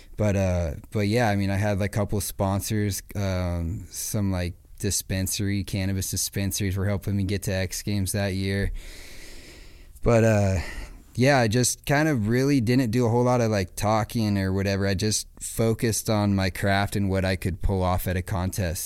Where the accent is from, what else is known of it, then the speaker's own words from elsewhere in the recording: Acton, California, United States; I grew up in Acton, right outside of Palmdale